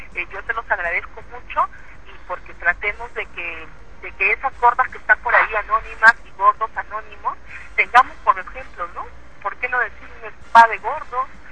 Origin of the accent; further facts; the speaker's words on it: Peru; soy la representante de Perú